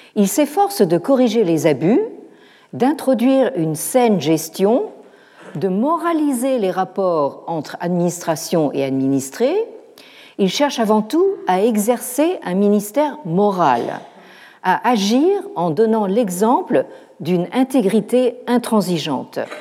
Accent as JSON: {"language": "French", "country": "France", "said": "chez nous, en France"}